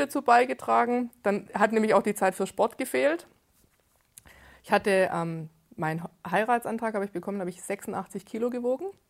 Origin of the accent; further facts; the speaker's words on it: Gerlingen, Baden-Württemberg, Germany; ich bin 42, ich komme aus Gerlingen, das ist im Speckgürtel Stuttgarts